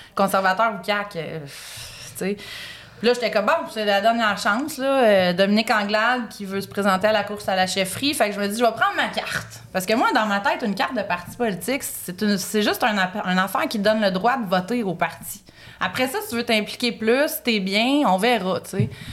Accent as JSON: {"language": "French", "region": "Quebec", "country": "Canada", "moved": "yes", "said": "je suis québécoise, canadienne"}